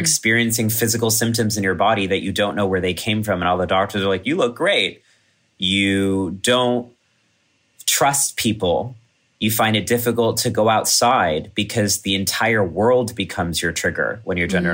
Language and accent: English; College Station, Texas, United States; moved away; my hometown in Texas